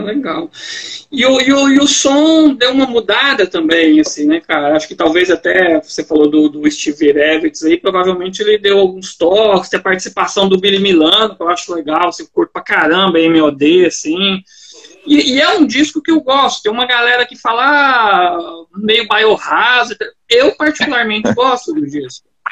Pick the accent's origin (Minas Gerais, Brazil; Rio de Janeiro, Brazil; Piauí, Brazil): Minas Gerais, Brazil; also born or lived in Goiânia, Goiás; now in Joinville, Brazil; eu sou originalmente de Minas